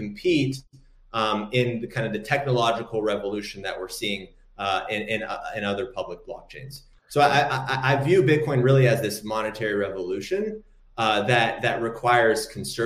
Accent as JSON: {"language": "English", "country": "Morocco", "said": "I'm from Morocco myself"}